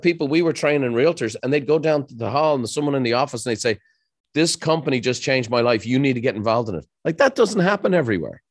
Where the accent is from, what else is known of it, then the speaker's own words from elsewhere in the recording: Ireland; moved away as an adult; now in United States; growing up in Ireland